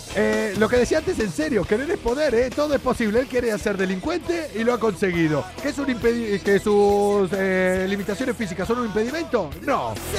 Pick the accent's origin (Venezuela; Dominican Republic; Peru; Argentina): Argentina; moved away; en mi país